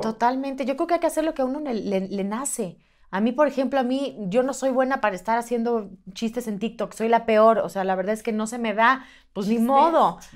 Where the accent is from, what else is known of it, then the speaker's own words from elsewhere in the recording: Mexico; soy mexicana